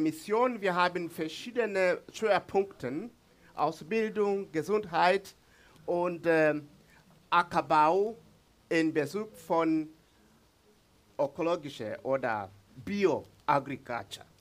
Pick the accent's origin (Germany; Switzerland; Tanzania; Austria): Tanzania; Mbeya; first language Swahili; German is a second language; Ich komme von Mbeya, aus Mbeya, diese Region. in der Nähe von Sambia und Malawi. Das ist mein Zuhause.